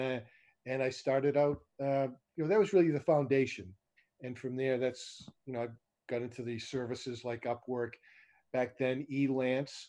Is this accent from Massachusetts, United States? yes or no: yes; Boston, Massachusetts, United States; moved away as an adult; now in Las Vegas, United States; I'm from originally from Boston, Massachusetts, in the East Coast. I moved out to Las Vegas in December of 2002.